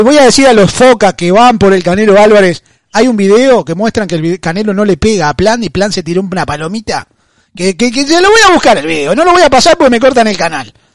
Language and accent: Spanish; Argentina; yo soy argentino